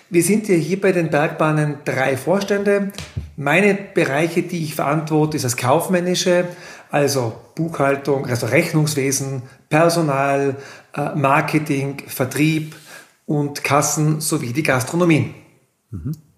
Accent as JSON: {"language": "German", "area": "Innsbruck area", "region": "Tyrol", "country": "Austria", "moved": "as an adult", "lives_now": "Kleinwalsertal, Austria", "said": "Man hört es am Dialekt. Ich komme aus Tirol, aus dem Großraum Innsbruck"}